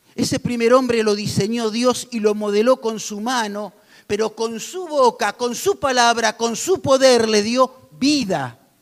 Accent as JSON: {"language": "Spanish", "country": "Argentina", "said": "somos vivos los argentinos"}